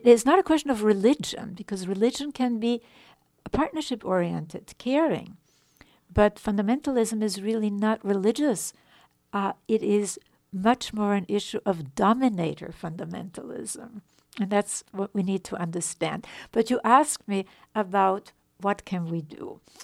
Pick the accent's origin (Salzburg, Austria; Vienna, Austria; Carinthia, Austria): Vienna, Austria; moved away; I was born in Vienna, in Europe